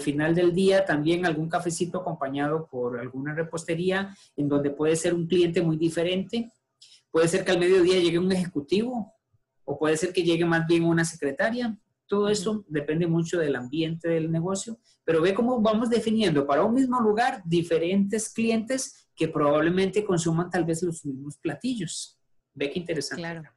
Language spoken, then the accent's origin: Spanish; San José, Costa Rica; yo soy de San José, Costa Rica. Eh, tengo radicado acá, prácticamente aquí nací, no me he movido de acá.